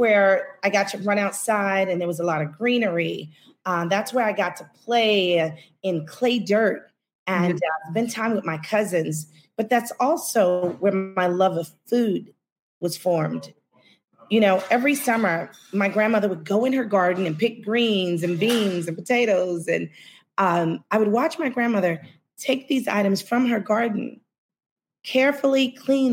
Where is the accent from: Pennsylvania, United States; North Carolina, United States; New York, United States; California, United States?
New York, United States; New York City; I am definitely born, bred, and buttered